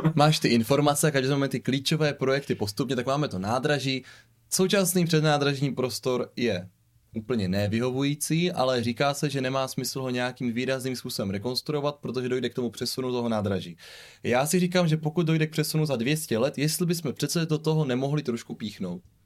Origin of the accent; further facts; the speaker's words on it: Břeclav, South Moravian Region, Czechia; now in Brno, Czechia; já jsem původně jako od Břeclavy, tak to je Placka